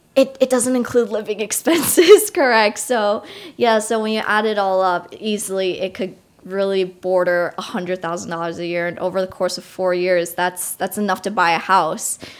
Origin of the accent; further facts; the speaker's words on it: Long Island, New York, United States; I grew up not so far from New York City, around forty minutes away on Long Island